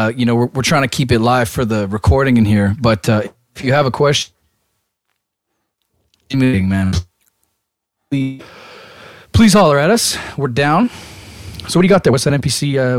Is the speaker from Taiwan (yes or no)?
no; Toronto, Ontario, Canada; because I said I was from Toronto.